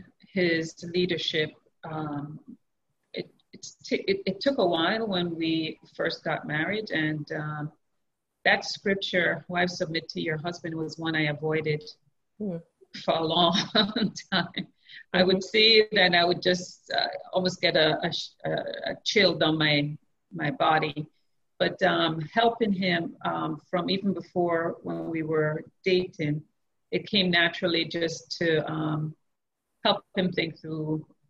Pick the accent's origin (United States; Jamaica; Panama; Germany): Jamaica; I grew up in Jamaica